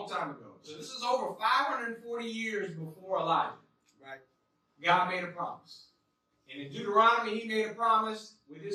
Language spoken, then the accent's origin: English; Las Vegas, Nevada, United States; I grew up in Las Vegas